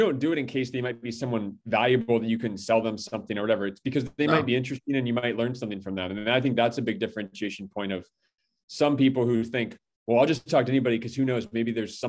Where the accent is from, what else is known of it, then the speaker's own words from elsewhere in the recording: Athens, Ohio, United States; moved away; also born or lived in Cincinnati, Ohio / Detroit, Michigan; I'm from Athens, Ohio and spent 5 years in Cincinnati.